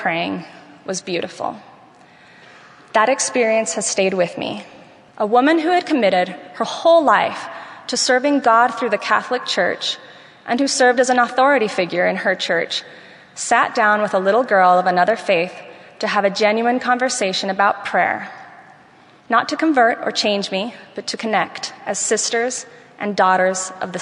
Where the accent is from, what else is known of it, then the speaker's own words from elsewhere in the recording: Venezuela; moved away; while I was growing up in Venezuela